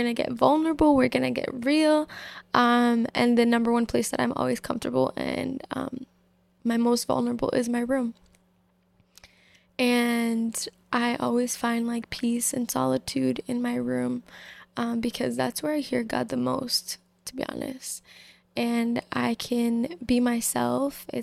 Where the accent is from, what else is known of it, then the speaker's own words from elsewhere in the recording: Massachusetts, United States; I'm 21 years old. I'm from Massachusetts.